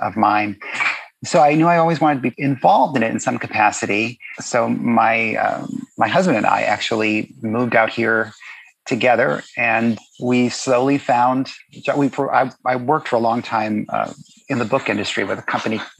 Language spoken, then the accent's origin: English; Miami, Florida, United States; now in Los Angeles, United States; I was born and raised in Miami, Florida